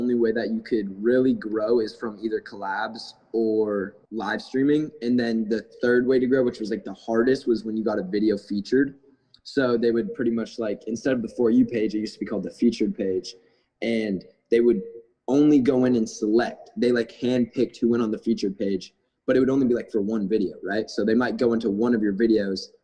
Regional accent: Cobourg, Ontario, Canada; now in Los Angeles, United States; I'm from outside of Toronto. It's about an hour and a half east. It's called Coburg, very small town

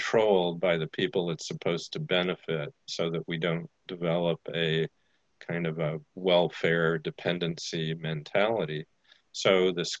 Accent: Goshen, Indiana, United States; in the small town of Goshen, Indiana

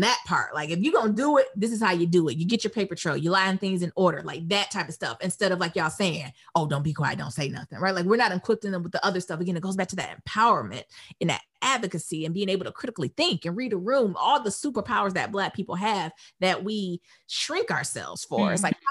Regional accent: Detroit, Michigan, United States; growing up in Detroit

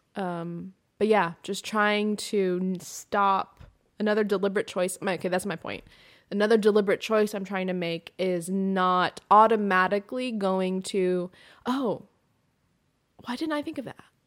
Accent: Pacific Northwest, United States; I grew up in the Pacific Northwest

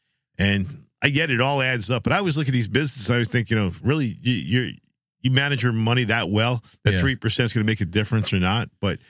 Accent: Jersey Shore, New Jersey, United States; I enjoyed growing up on the Jersey Shore. There's just some, you know, something special about it, you know? Just feels like home.

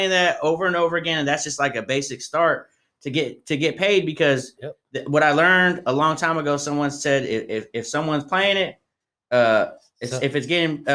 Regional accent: Tracy, California, United States; now in Stockton, United States; I'm from Tracy, so I'm like Tracy people. I'm in Stockton.

